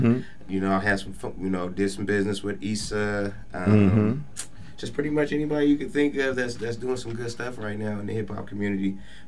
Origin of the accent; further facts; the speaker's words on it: Portland, Oregon, United States; I'm from Portland. You know, I grew up in the Piedmont neighborhood, the Applegate neighborhood. So my mom's still over there.